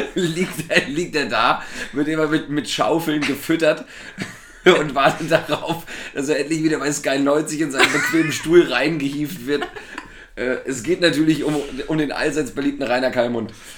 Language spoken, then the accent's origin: German; Thuringia, Germany; als Thüringer